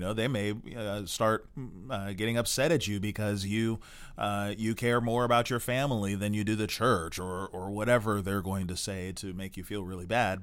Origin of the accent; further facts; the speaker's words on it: United States; we're American